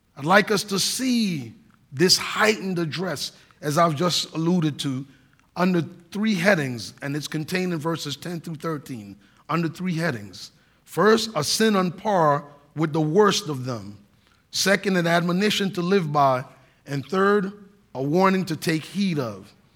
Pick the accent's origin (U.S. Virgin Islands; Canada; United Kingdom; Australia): U.S. Virgin Islands; Saint Croix; moved away; growing up in the United States Virgin Islands on the island of Saint Croix, I'm an American citizen